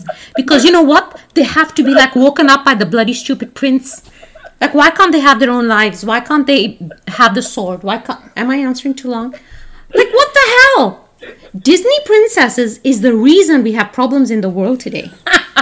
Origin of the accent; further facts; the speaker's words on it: Canada; we're Canadian